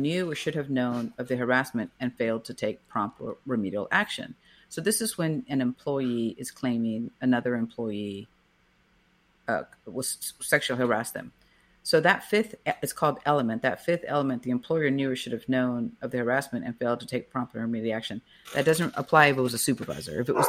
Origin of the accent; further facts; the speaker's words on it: Brownsville, Texas, United States; Growing up in Brownsville, it kind of just seemed like an interesting thing, but I hadn't really met too many lawyers. Going to the James Pace High School there in Brownsville, Texas.